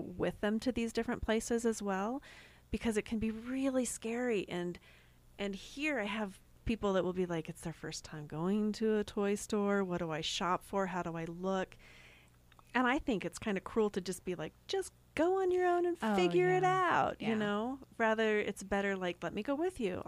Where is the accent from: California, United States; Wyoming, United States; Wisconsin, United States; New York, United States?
California, United States; also born or lived in Long Beach, California / Salt Lake City, Utah / Payson, Utah / Goshen, Utah; now in Utah, United States; I grew up mostly in California. We moved out to Salt Lake City for a few years.